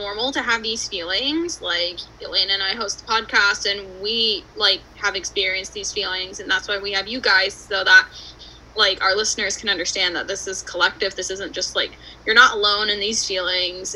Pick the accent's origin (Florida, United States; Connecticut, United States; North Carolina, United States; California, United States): Connecticut, United States; the only Connecticut person here